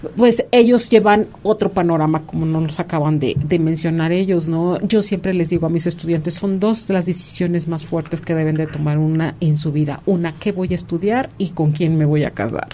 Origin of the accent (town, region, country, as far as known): Mexico